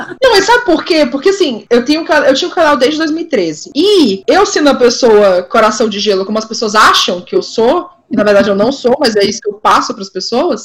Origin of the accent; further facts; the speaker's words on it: São Luís, Maranhão, Brazil; also born or lived in Ceará; now in São Paulo, Brazil; eu sou do, do São Luís, Maranhão e tal, mas metade da minha família é de lá